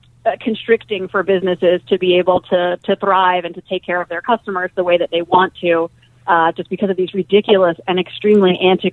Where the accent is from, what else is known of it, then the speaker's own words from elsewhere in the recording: Virginia, United States; I'm from Virginia.